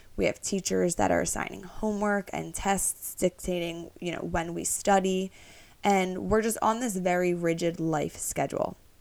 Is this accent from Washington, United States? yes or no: no; Philadelphia, Pennsylvania, United States; also born or lived in New York; I'm from Northeast Philadelphia